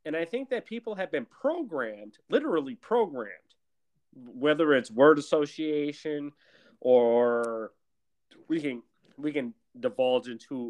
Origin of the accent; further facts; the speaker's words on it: Milwaukee, Wisconsin, United States; I grew up in Milwaukee, Wisconsin, a very segregated city